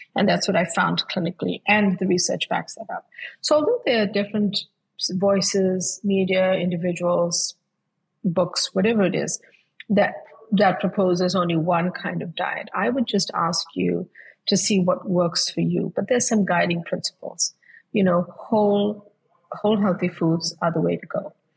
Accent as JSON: {"language": "English", "country": "South Africa", "tie": "born or raised there", "moved": "as an adult", "lives_now": "United States", "said": "I grew up, my childhood was spent uh, before I moved to the US to study, was I grew up in South Africa."}